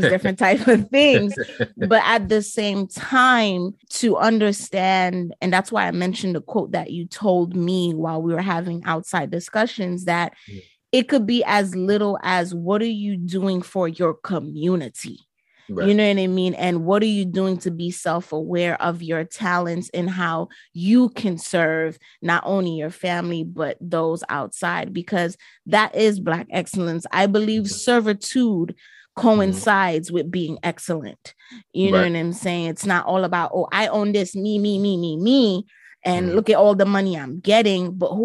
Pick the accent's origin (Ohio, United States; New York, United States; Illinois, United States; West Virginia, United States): New York, United States; New York City; my hometown, New York City